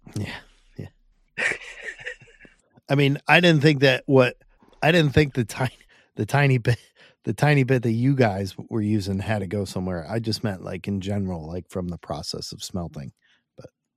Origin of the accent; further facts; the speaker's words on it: Hackettstown, New Jersey, United States; I'm from Northwest Jersey, farm country